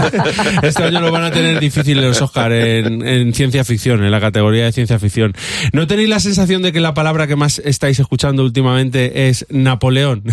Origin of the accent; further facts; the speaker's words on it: Spain; Somos raros los españoles